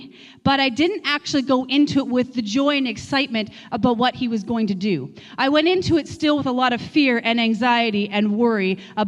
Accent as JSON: {"language": "English", "region": "Manitoba", "country": "Canada", "moved": "as an adult", "said": "Many of you know our journey, where we came from Manitoba, really feeling like the Lord called us here, and bought a coffee shop"}